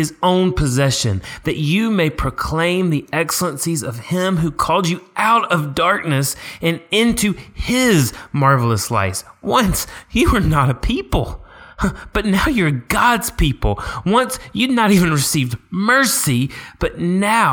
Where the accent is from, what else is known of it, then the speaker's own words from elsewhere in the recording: Tuscaloosa, Alabama, United States; growing up in Tuscaloosa, Alabama